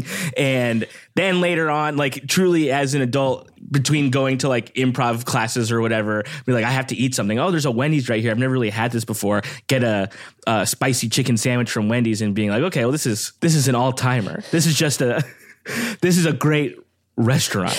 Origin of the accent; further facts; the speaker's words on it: Downey, California, United States; also born or lived in Lakewood / Long Beach; I grew up in Downey